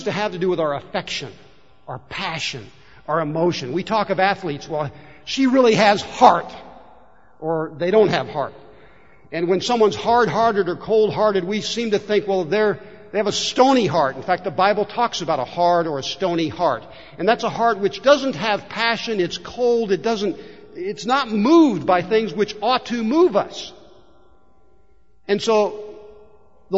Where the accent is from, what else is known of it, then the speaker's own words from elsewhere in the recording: Warsaw, United States; Growing up in First Baptist Church of Warsaw